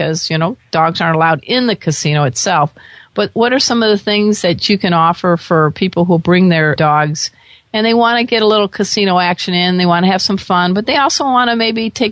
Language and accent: English; Midwest, United States; now in San Diego, United States; I grew up in the Midwest. I live out in California now